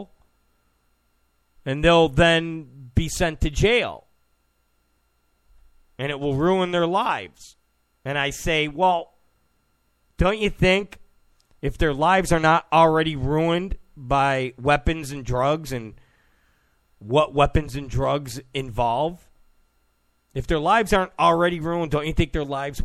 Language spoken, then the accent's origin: English; Rochester, New York, United States; also born or lived in Penfield, New York; I'm from Rochester, New York. I lived in Penfield